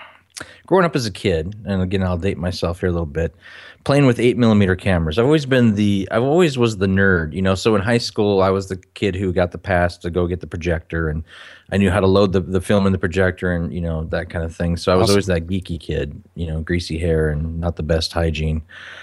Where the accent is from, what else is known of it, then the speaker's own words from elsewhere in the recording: Minnesota, United States; Originally from Minnesota.